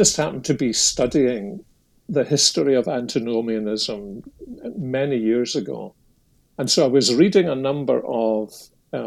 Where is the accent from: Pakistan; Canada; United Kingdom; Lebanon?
United Kingdom; Scotland; when I was a youngster growing up in Protestant Scotland